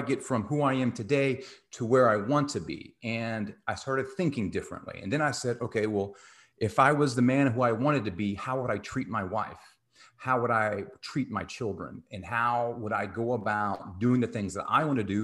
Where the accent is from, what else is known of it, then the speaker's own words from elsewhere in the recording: Texas, United States; I grew up in Texas